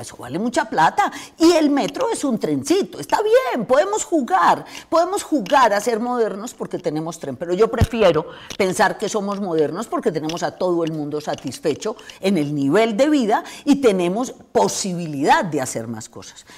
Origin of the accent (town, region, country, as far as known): Colombia